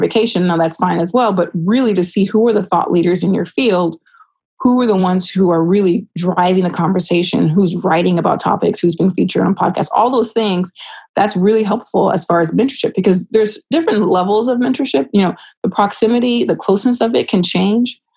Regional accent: Rialto, California, United States; someone who is from my hometown and they understand what it was like to grow up in Rialto, California

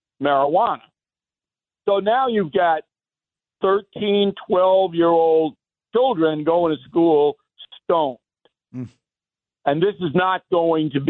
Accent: Levittown, New York, United States; when I was growing up in Levittown

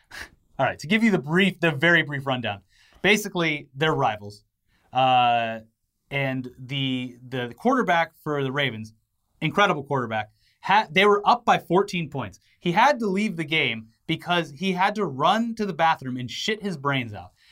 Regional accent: United States; I was born here

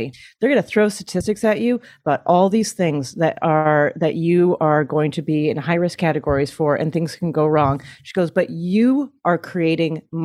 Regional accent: Canada; now in United States; As a Canadian

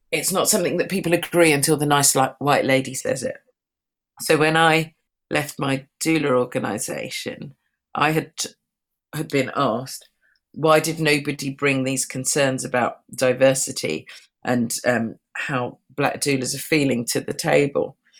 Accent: London, United Kingdom; I'm a Londoner. I live within London, within the UK

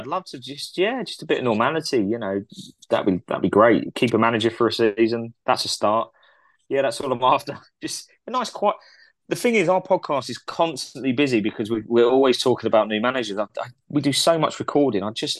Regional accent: Canada; I can deal with that because I'm Canadian.

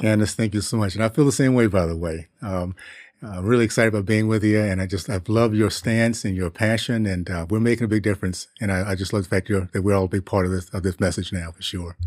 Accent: Tallahassee, Florida, United States; also born or lived in Columbus, Ohio / Liberia; I grew up in Tallahassee in the '60s

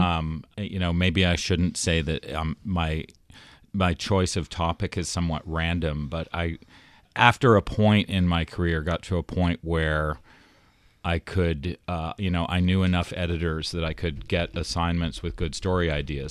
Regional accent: Toronto, Ontario, Canada; moved away; I was from Toronto

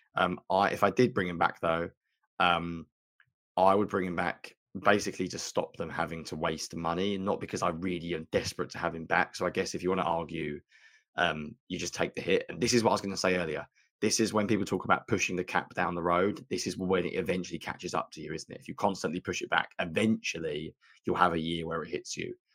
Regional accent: United Kingdom

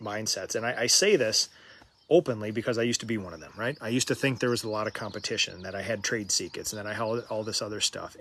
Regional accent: Minnesota, United States; I'm from Minnesota

